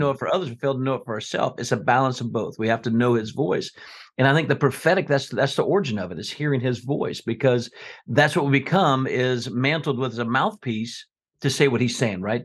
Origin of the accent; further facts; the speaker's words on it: South Florida, United States; now in Scottsboro, United States; I grew up in South Florida